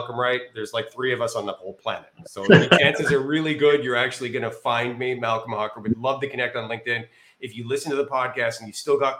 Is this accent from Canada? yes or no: yes; Canada; moved away; also born or lived in Northern Virginia / Austin, Texas; I'm Canadian. I've spent my 25 years in Canada